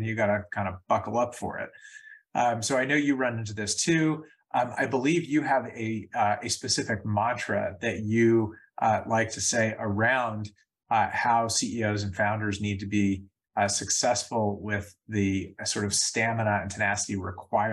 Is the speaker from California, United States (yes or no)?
yes; San Diego, California, United States; my hometown and one of my favorite places on the planet, San Diego